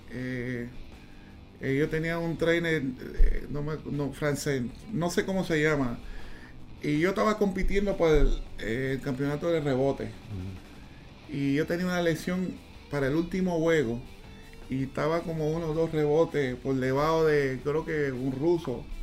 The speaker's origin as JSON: {"language": "Spanish", "country": "Panama", "said": "nos conocimos aquí en mi país, se casó con una, panameña."}